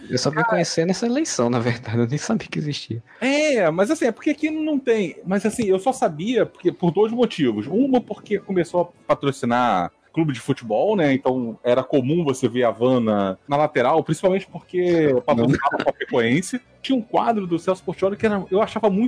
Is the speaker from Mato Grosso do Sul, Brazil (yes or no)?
no; Rio de Janeiro, Brazil; Eu conheci a Van como eu sou do Rio de Janeiro